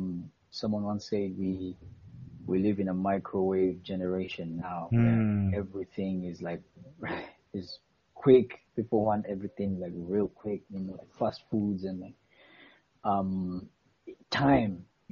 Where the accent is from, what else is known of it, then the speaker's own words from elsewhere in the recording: Eastern Region, Uganda; Because I'm Mugwere